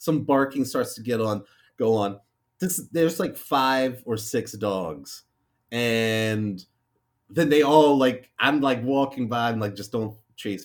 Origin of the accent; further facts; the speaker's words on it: United States; I'm just an American